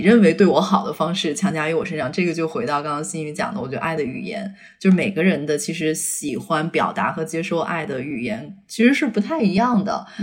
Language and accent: Chinese; Beijing, China; moved away as an adult; also born or lived in Shanghai / United States; 我是北京人，然后我是十八岁去上海上的大学嘛